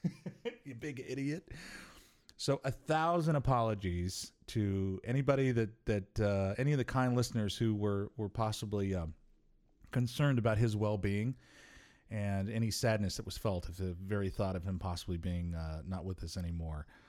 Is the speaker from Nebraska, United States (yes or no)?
yes; Omaha, Nebraska, United States; where are you from, and it's to the point now where I have to like take a deep breath and I say Omaha, Nebraska